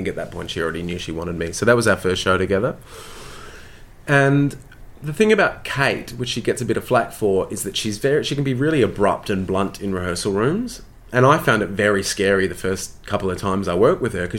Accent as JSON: {"language": "English", "country": "Australia", "also_born_or_lived": "London, United Kingdom", "accent": "Australian", "moved": "as an adult"}